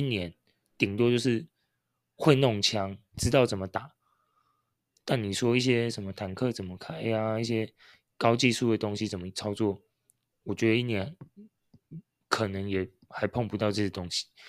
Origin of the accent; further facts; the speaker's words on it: Taiwan; 我们是台湾人